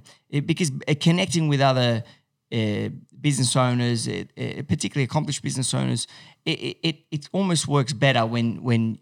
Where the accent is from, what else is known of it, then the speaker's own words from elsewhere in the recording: France; now in Australia; I grew up in France